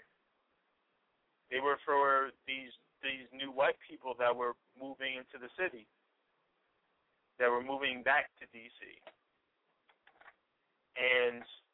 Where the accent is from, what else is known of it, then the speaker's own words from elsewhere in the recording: Washington, District of Columbia, United States; also born or lived in Delaware; I've lived where I live now in Northeast for, hold on, 19 years